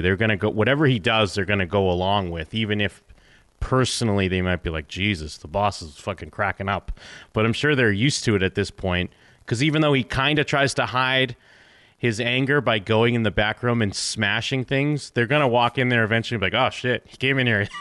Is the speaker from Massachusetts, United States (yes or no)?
yes; Massachusetts, United States; I grew up in Massachusetts